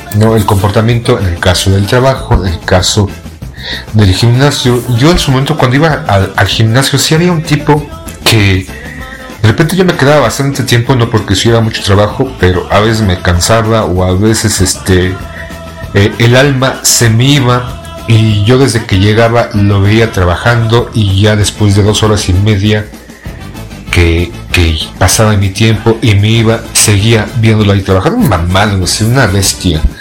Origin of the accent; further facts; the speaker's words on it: Mexico; como muchos mexicanos